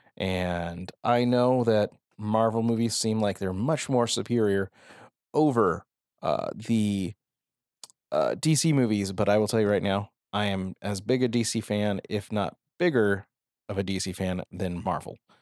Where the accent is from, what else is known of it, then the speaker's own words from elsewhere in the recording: Phoenix, Arizona, United States; I am from Arizona. I am from Phoenix.